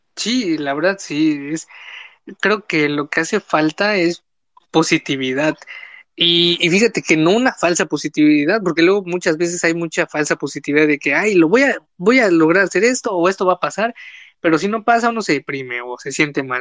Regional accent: Quintana Roo, Mexico; yo soy del sur, yo soy de Quintana Roo

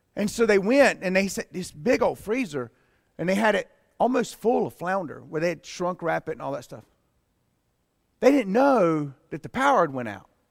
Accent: Pleasant Garden, North Carolina, United States; I grew up in Pleasant Garden.

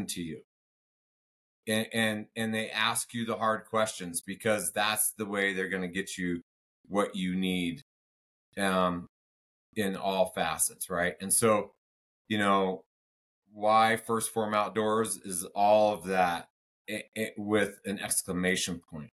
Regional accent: United States; I'm a patriot, I'm American

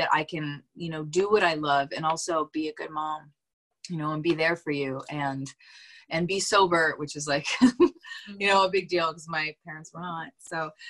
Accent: Northern Canada, Canada; I was raised in Canada. Maybe you don't know this about me. I'm from Northern Canada. So I was raised around all of that.

